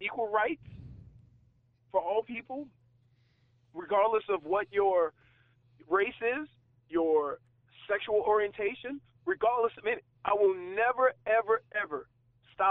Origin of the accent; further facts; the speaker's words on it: New Orleans, Louisiana, United States; moved away as an adult; also born or lived in Ann Arbor, Michigan / Miami, Florida; I'm from New Orleans, okay? I'm from the South, the real South.